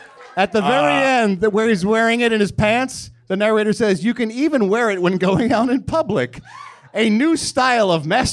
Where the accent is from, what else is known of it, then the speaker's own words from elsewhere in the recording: Philadelphia, Pennsylvania, United States; moved away; I'm from Philadelphia.